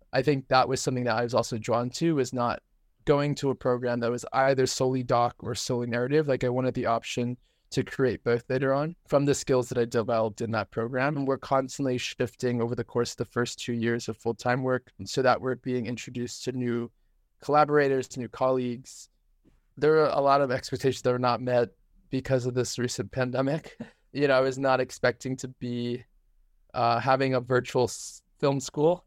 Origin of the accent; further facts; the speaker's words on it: New Hampshire, United States; moved away; I was raised in New Hampshire